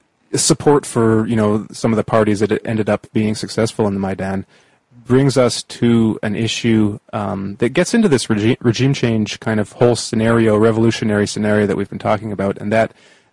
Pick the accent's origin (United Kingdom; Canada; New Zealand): Canada; And like I'm Canadian, and we now have in Canada like a foreign minister